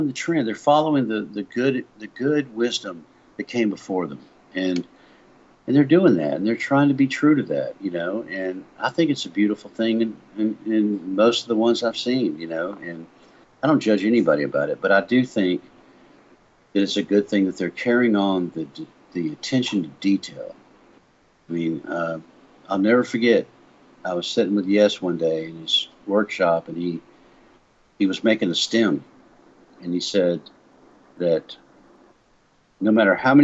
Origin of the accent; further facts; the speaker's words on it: Meridian, Mississippi, United States; moved away; also born or lived in Nashville, Tennessee; I'm from Meridian, Mississippi